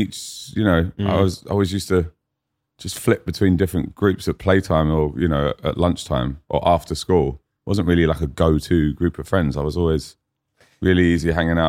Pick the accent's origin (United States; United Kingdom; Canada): United Kingdom; Fulham, London; now in Brisbane, Australia; I'm an up-and-coming rapper from Fulham in London. I now live in Brisbane, and my accent goes slightly Australian when I'm there.